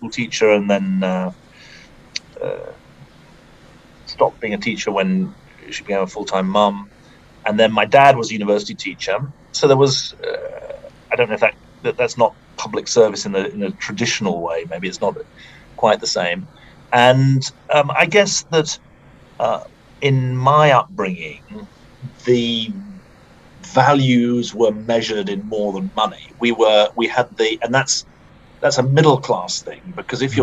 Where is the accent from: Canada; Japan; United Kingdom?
United Kingdom; moved away as an adult; now in United States; I'm from the UK